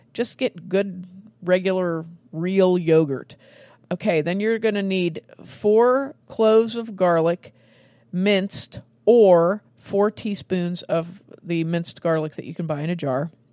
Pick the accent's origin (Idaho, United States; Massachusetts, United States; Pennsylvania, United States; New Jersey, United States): Pennsylvania, United States; Western; my hometown here in Western Pennsylvania